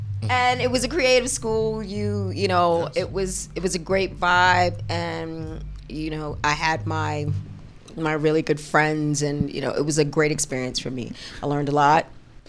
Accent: New York City, New York, United States; I lived in the Bronx. So I was coming from the hood. On Sedgwick.

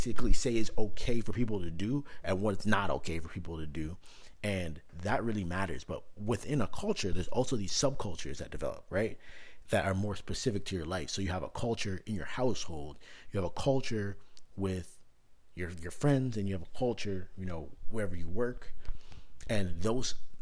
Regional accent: Canada; now in United States; growing up in Canada

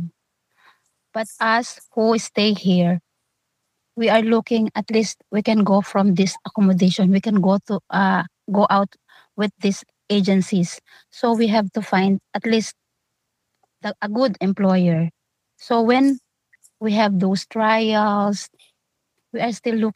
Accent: Philippines; moved away as an adult

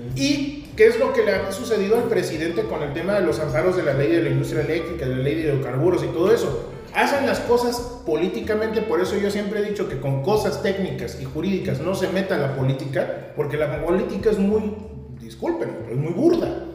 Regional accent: Querétaro, Mexico; nuestra sociedad queretana

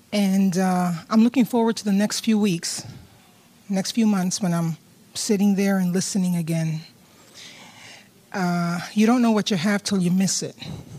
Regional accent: New York City, New York, United States; now in California, United States; When I came from New York City to California, we joined Hope Chapel.

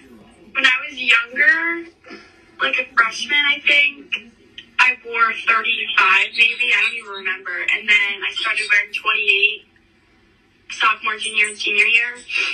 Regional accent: Philadelphia, Pennsylvania, United States; Philadelphia, like Somerton.

